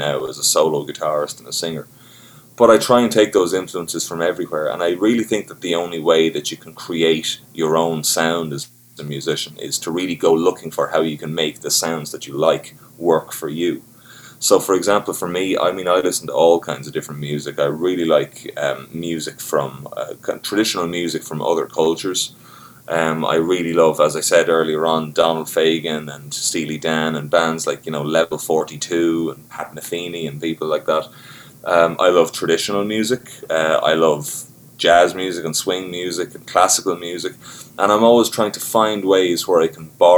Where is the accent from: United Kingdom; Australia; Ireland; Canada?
Ireland; Carlow, Leinster; So I'm from a place called Carlow in Ireland, and it's about an hour south, kind of southwest of Dublin. And, you know, I was lucky when I was growing up